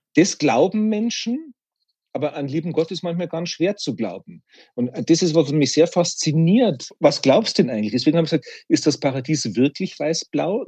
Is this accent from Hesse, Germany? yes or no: no; Bavaria, Germany; Ich bin in Bayern geboren und evangelisch